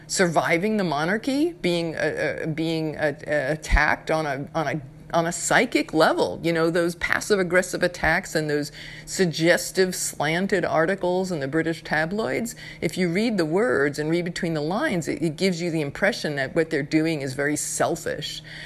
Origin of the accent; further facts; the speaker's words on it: New York, United States; I'm from New York.